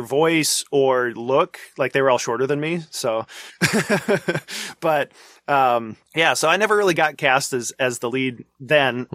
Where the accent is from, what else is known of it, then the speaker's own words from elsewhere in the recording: North Dakota, United States; also born or lived in Chicago; when I was two, they came back to North Dakota. My dad worked at a local machine shop mm-hmm. for a few years and then took over the family farm